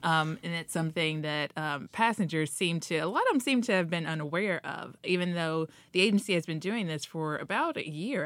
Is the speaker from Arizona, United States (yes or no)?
no; Dayton, Ohio, United States; now in Washington, D.C., United States; my mom out in Ohio, I'm from Dayton, Ohio